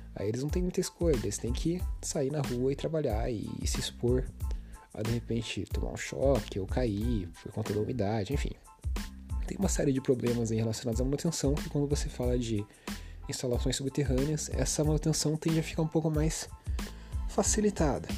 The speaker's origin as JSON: {"language": "Portuguese", "country": "Brazil", "said": "a gente como brasileiro"}